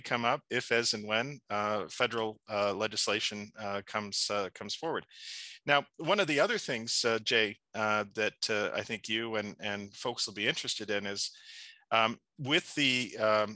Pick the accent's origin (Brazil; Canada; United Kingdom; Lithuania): Canada; Ontario; I'm just a humble boy from a small town, Ontario.